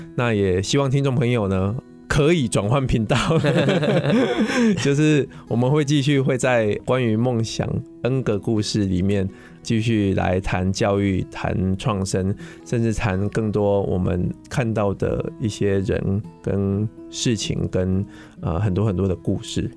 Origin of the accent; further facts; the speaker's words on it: Pingtung County, Taiwan; now in Taipei, Taiwan; 那个屏东，呃，就是我的故乡啦